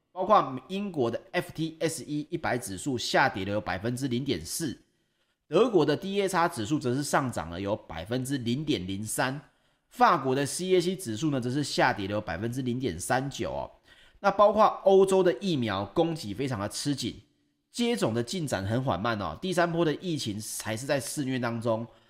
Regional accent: Taiwan; 就像我们台湾人

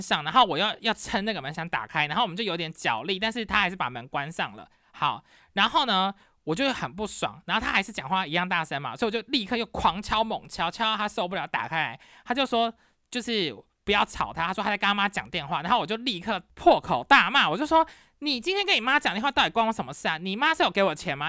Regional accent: Taiwan; now in United States; 因为我是台湾人

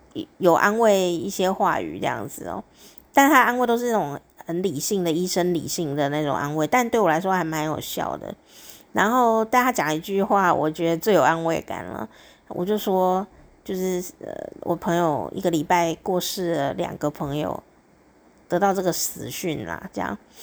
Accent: Taiwan; 那更别说我的这个青春时刻啊，都是，呃，广播，台湾广播呢， 最兴盛的时候

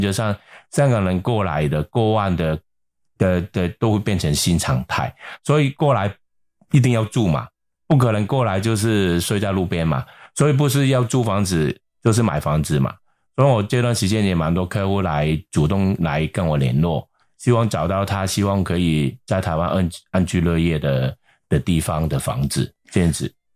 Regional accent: Hong Kong; now in Taiwan; 因为我是香港人

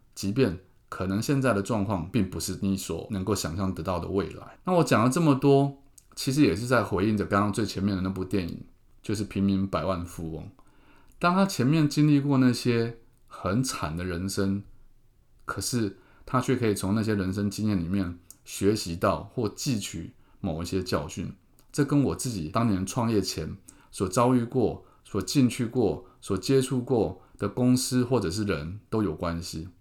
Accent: Keelung, Taiwan; moved away; also born or lived in Taipei; 杀回我的故乡

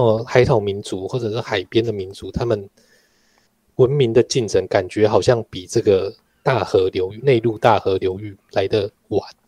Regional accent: Taiwan; 身为台湾人

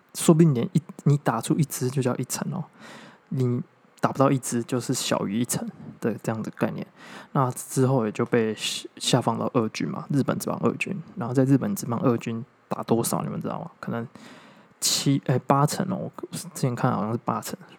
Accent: Taiwan; 我是台湾人，我当然是爱台湾的嘛

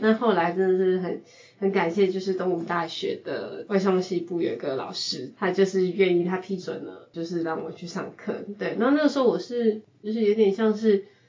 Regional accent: California, United States; moved away as an adult; now in Taiwan; 我是在美国长大

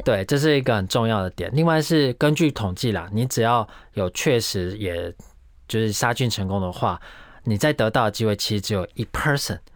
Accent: Taiwan; 我们台湾人

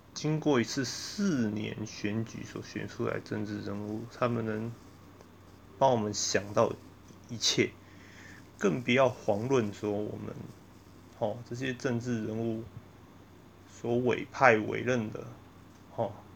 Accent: Taiwan; 我们台湾人

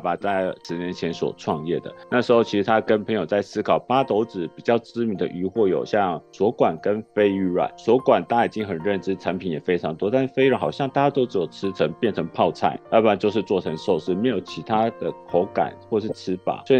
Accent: Taiwan; 我们台湾人还是很。诚实的

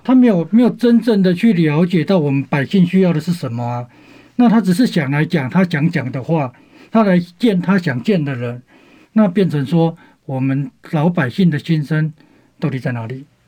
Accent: Taitung County, Taiwan; 我们台东人

